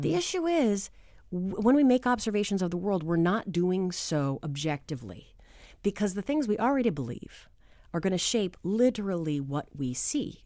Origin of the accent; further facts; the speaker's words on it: New Hampshire, United States; I am from New Hampshire